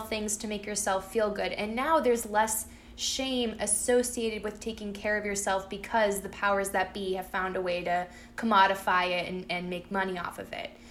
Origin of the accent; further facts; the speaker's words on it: Peabody, Massachusetts, United States; my hometown, I mean, there's like separations within my hometown and it's like oh um, you know everyone who ha- who is low income and um, is not white lives in central peabody